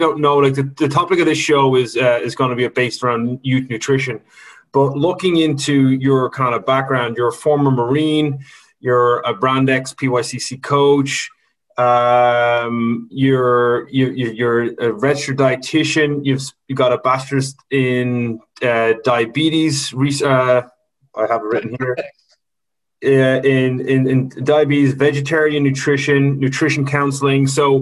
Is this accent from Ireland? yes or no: yes; Ireland; we're Irish